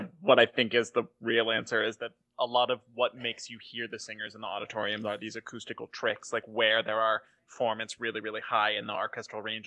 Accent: Chicago, Illinois, United States; we're from Chicago.

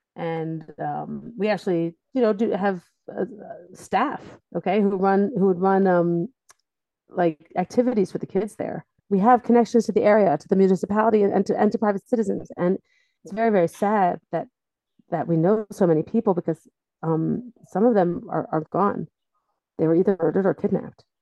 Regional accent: Delaware, United States; moved away as an adult; now in Israel; I'm from Delaware originally

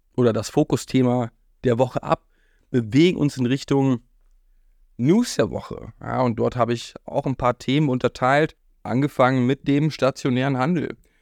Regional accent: Berlin, Germany; Berlin, wo ich aufgewachsen bin

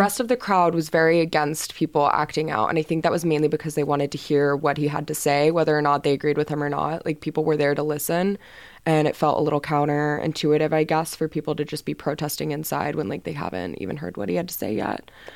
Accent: Houston, Texas, United States; moved away as an adult; now in Boston, United States; I'm from Houston, Texas

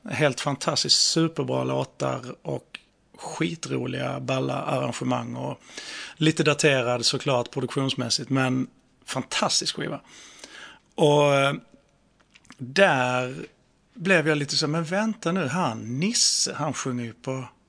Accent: Skåne, Sweden; accent: skånska; skånskan är ju, alltså vi har ju så, vi har ju så himla hårda konsonanter

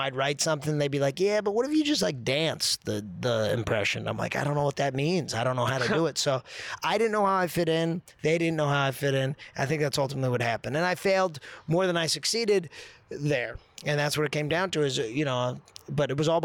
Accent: New Jersey, United States; moved away; I'm from Jersey. Grew up outside New York.

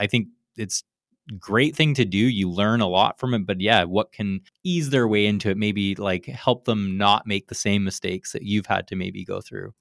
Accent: Canada; now in California, United States; I grew up in Canada

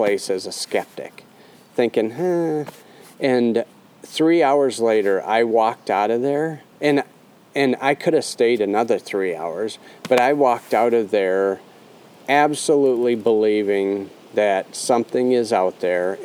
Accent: Remer, Minnesota, United States; I grew up in Reamer

